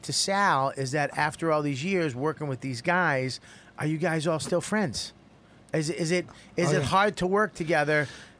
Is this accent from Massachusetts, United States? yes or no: yes; Boston, Massachusetts, United States; moved away; And I'm from Boston.